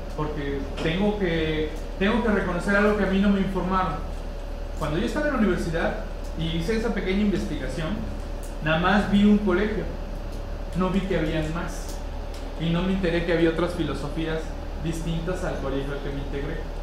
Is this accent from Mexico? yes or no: yes; Mexico; nuestra idiosincrasia como mexicano